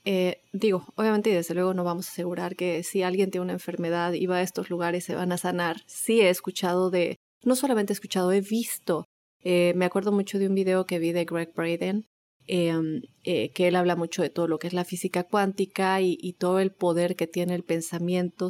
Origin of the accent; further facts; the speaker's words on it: Chihuahua, Mexico; now in Oklahoma, United States; soy de Chihuahua, México